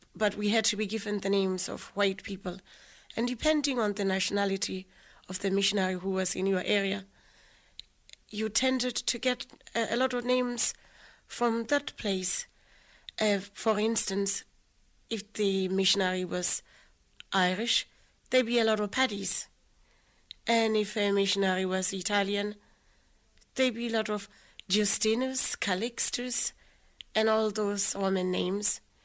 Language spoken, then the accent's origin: English; Lesotho; I grew up in a little place called Harabushuri